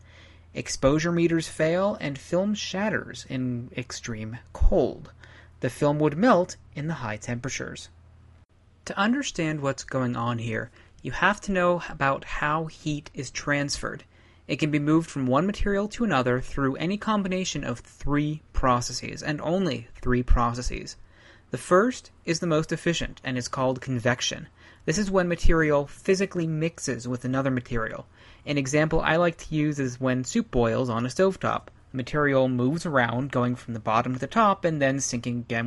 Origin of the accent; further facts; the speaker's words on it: Ohio, United States; now in Colorado, United States; I grew up in Ohio